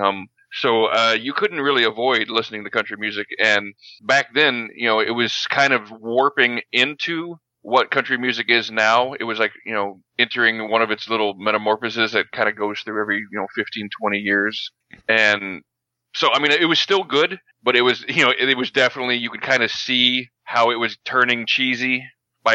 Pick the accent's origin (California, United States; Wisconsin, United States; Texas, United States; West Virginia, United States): Texas, United States; I was born in Texas, but I moved here as fast as I could